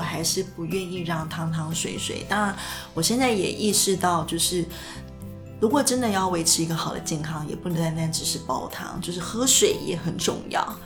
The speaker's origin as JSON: {"language": "Chinese", "country": "Taiwan", "said": "我们台湾人"}